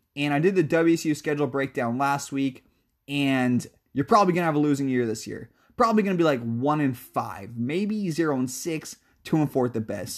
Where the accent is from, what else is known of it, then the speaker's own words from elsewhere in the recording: Shoreline, Washington, United States; I'm born and raised in Seattle, technically shoreline, for suburb north